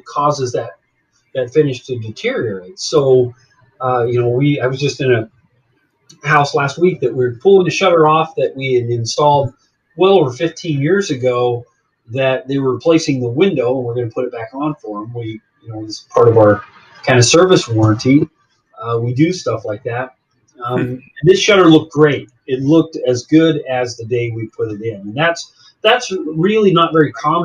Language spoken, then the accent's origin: English; Arizona, United States; moved away as an adult; also born or lived in Jacksonville, Florida; now in Florida, United States; I'm originally from Arizona